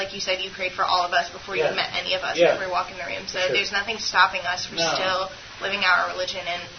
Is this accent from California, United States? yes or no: no; North Carolina, United States; I'm from North Carolina.